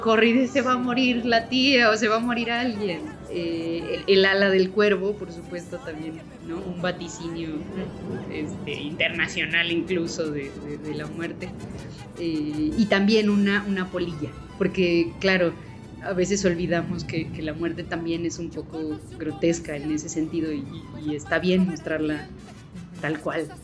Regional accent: Mexico; así somos los mexicanos

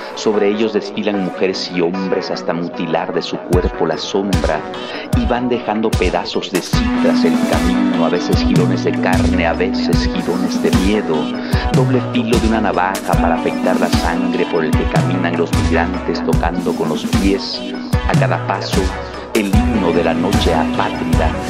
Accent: Villa Comaltitlán, Chiapas, Mexico; moved away as an adult; also born or lived in Tapachula / San Cristóbal de las Casas / Mexico City; mi pueblo, Villa de Comaltitlán, y la casa en el pueblo donde vivimos estaba a escasos 10, 15 metros frente a las vías del tren. Y entonces, desde que yo era niño

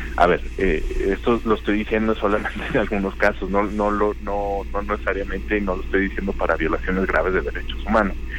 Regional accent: Mexico; somos eh, mexicanas, mexicanos

